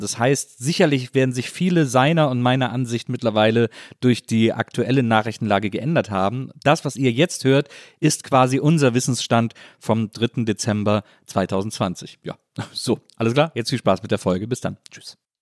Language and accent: German; Wesseling, North Rhine-Westphalia, Germany